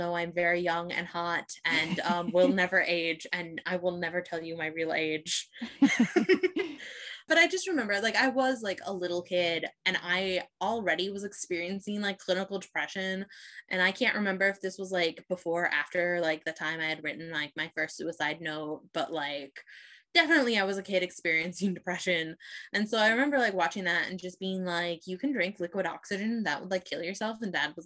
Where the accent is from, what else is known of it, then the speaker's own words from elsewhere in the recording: Midwest, United States; I grew up in the Midwest where everybody was like straight, white and Christian